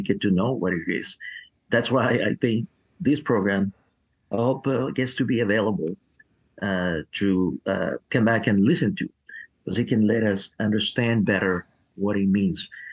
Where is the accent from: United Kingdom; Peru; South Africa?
Peru; now in Nashville, United States; I, was born in Peru